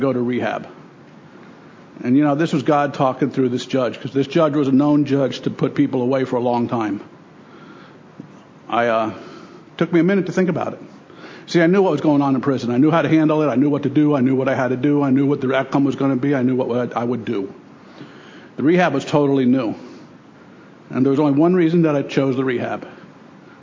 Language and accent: English; Miami, Florida, United States; also born or lived in New York City; I grew up in Miami. I was born in New York City. I grew up in Miami.